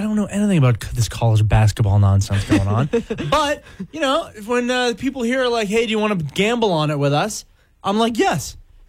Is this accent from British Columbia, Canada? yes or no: yes; Vancouver, British Columbia, Canada; born or raised there